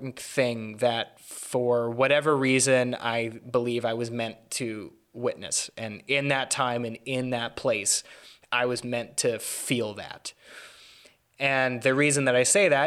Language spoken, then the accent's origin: English; Vancouver, British Columbia, Canada; I'm Canadian. I was born in 1996, little time after the war ended. You know, from a fairly liberal place, you know, Vancouver